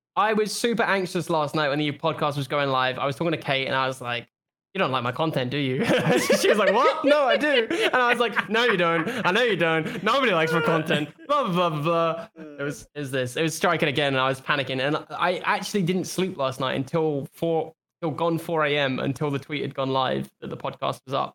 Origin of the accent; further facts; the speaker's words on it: United Kingdom; I'm British